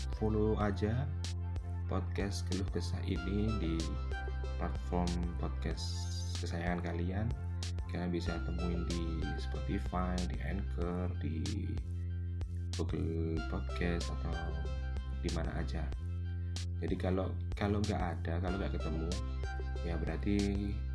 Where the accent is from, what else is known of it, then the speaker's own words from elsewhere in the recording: Batu, East Java, Indonesia; now in Mojokerto, Indonesia; lahir di kota Batu Malang